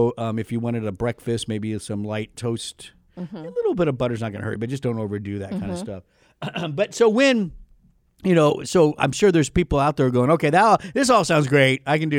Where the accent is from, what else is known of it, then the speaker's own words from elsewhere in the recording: United States; because I'm an American.